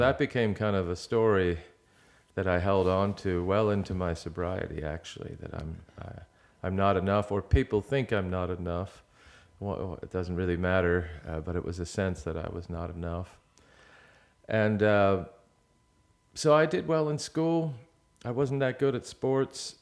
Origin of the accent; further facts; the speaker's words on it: outside of Philadelphia, Pennsylvania, United States; I grew up outside of Philadelphia